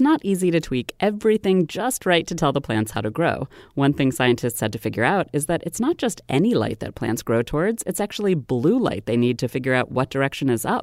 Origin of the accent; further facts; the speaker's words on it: Maryland, United States; my home state of Maryland